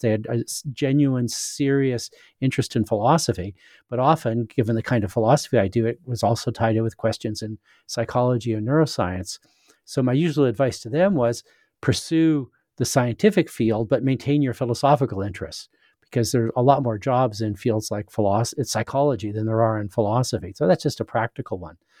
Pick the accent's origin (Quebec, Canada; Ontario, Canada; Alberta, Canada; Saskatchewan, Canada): Saskatchewan, Canada; moved away; also born or lived in United States / England; I was born in Saskatchewan in Western Canada